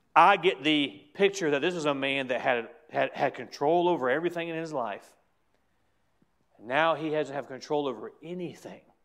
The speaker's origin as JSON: {"language": "English", "country": "United States", "said": "as a Christian and as an American"}